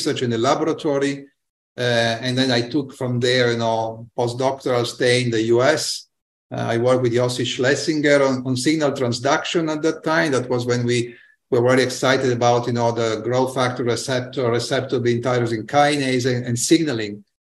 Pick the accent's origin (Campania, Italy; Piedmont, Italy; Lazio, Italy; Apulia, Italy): Piedmont, Italy; Turin; I grew up in Torino, Italy, which is a northern industrial